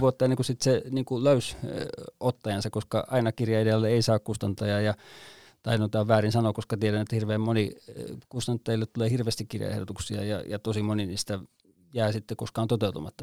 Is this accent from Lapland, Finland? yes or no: no; Vantaa, Uusimaa, Finland; moved away as an adult; now in Kainuu, Finland; Vantaalta minäkin olen syntyisin ja ekan ylipuolisko elämästäni elin täällä